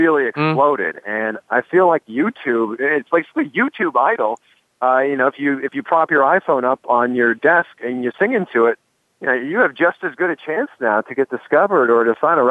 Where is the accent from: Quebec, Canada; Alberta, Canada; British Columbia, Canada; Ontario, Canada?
Ontario, Canada; Toronto; moved away; I'm originally from Toronto